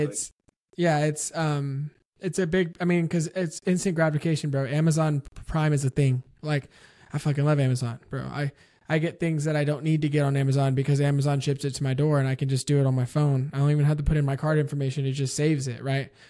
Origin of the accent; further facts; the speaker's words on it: San Antonio, Texas, United States; I grew up in San Antonio